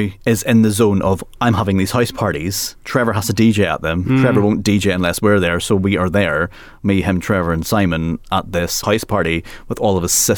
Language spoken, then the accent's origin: English; England, United Kingdom; for us as English people